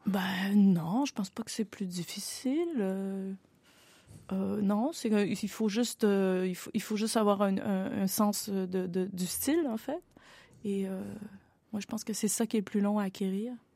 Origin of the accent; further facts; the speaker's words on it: Quebec, Canada; je viens du Canada